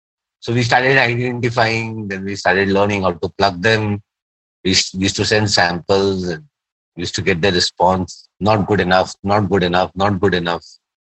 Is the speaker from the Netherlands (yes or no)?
no; India; also born or lived in Nepal; As an Indian who has, you know, my mother used to be from Nepal. So I don't think of Nepal as Nepal the country, you know. For me, Nepal is like my mom's home country.